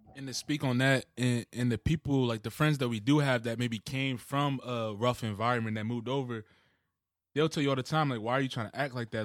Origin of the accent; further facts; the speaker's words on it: Wichita, Kansas, United States; moved away; I was born in Kansas, like, so Wichita, Kansas